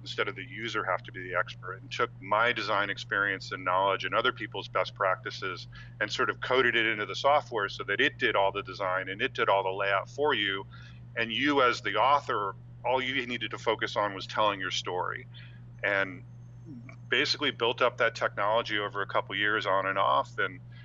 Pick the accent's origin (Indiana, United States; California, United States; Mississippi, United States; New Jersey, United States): New Jersey, United States; moved away as an adult; I grew up on the East Coast in New Jersey